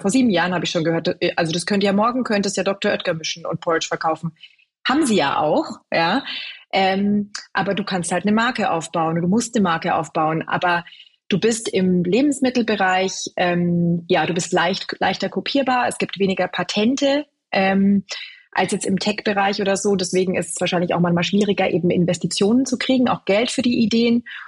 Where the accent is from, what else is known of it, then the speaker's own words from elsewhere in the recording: Bavaria, Germany; moved away; also born or lived in London; ich bin in Bayern groß geworden, ganz klassisch mit Brot, ganz viel Weizenmehl, Brezen